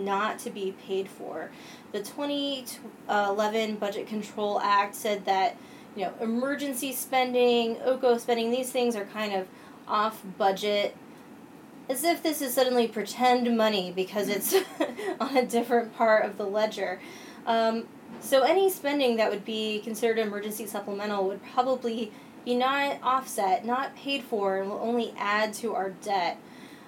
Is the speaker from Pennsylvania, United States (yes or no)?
yes; Williamsport, Pennsylvania, United States; now in Washington, D.C., United States; I grew up in North Central Pennsylvania, Williamsport, home of Little League Baseball.